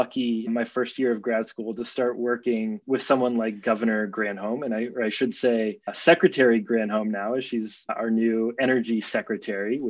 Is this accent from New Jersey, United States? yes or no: no; Boulder, Colorado, United States; now in California, United States; I grew up in Boulder, Colorado.